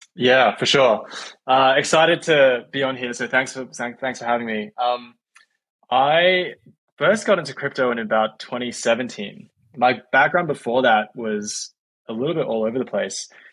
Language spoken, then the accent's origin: English; Australia; moved away as an adult; also born or lived in San Francisco, United States; now in United States; I'm from Australia